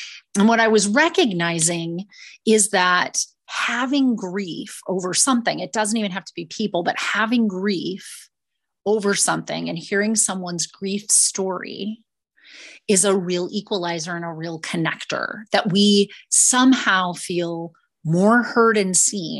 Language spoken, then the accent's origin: English; Minnesota, United States; I was born and raised in Minnesota